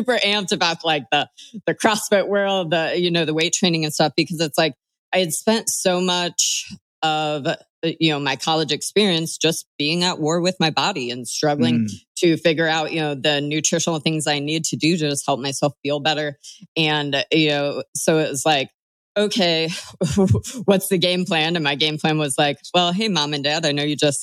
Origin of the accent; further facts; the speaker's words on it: Bloomington, Illinois, United States; moved away; I'm from Bloomington Normal, Illinois